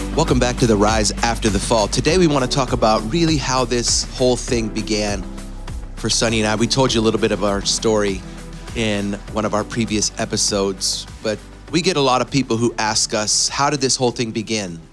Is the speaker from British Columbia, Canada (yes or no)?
no; Windsor, Ontario, Canada; moved away as an adult; now in United States; my hometown of Windsor, Ontario